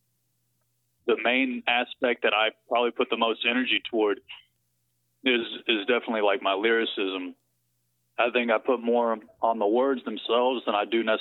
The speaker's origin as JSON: {"language": "English", "town": "Dallas", "region": "Texas", "country": "United States", "tie": "born or raised there", "also_born_or_lived": "Conyers, Georgia", "said": "I was born in Conyers, Georgia, moved to Dallas when I was in elementary school. I've been here since then."}